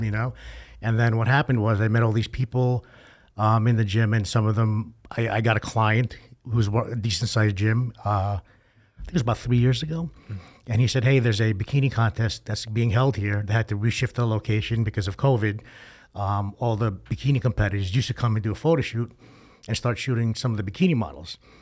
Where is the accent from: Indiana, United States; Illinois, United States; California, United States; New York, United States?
New York, United States; moved away; I'm originally from New York